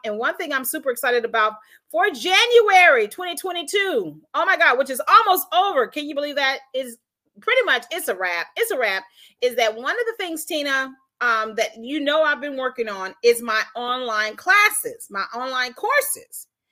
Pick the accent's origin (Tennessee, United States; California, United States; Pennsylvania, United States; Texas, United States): Tennessee, United States; Tipton County; also born or lived in Washington D.C.; we were living in Tipton County.